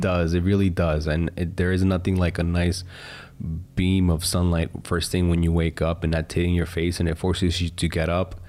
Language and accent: English; United States; As an American